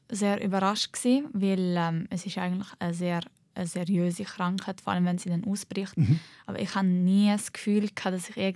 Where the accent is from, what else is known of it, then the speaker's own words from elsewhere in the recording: Switzerland; Ich bin halt Schweizerin und Libanesin. Ich bin nicht nur eine Libanesin